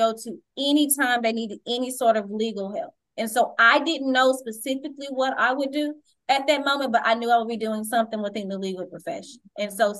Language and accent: English; Dallas, Texas, United States; I grew up in the Oak Cliff area